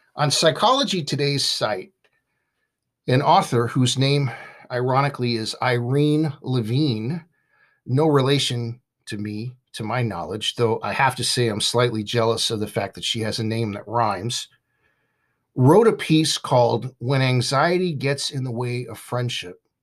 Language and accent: English; Southern California, United States; I grew up in Southern California with a friend named Jason